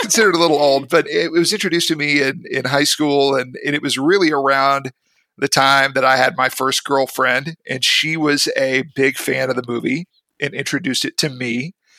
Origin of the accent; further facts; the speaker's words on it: Mississippi, United States; also born or lived in Memphis, Tennessee; I grew up in Mississippi. That's my mm-hmm. home state. I was born in Memphis, Tennessee.